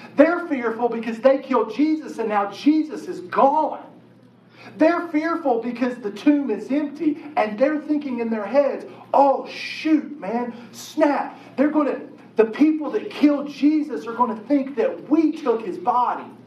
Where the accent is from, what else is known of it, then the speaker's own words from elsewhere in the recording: Chapmanville, West Virginia, United States; I grew up in Chapmanville, West Virginia, total population of 1,432